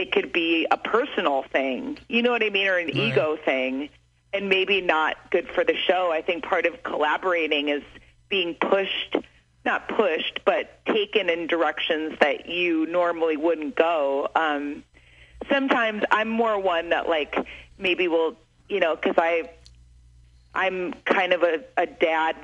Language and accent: English; Evanston, Illinois, United States; I'm from Evanston